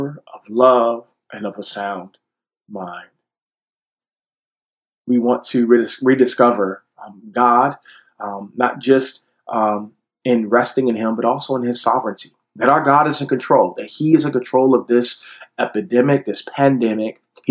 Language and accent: English; Detroit, Michigan, United States; my Black Baptist church growing up in Detroit